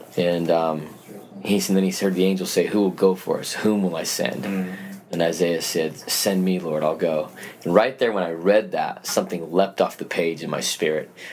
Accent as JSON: {"language": "English", "town": "Salt Lake City", "region": "Utah", "country": "United States", "tie": "born or raised there", "moved": "yes", "said": "I was born and raised in Salt Lake City, Utah."}